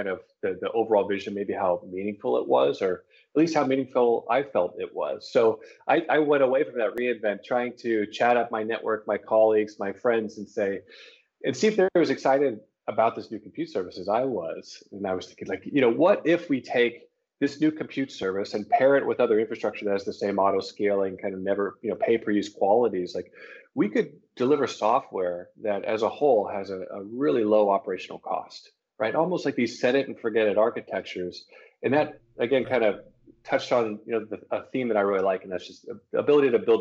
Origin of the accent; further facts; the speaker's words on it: Los Angeles, California, United States; moved away as an adult; also born or lived in San Francisco Bay Area; I'm originally from Los Angeles